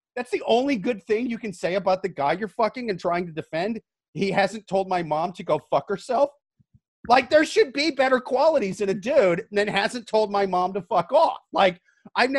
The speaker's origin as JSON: {"language": "English", "region": "Midwest", "country": "United States", "said": "I'm from the Midwest"}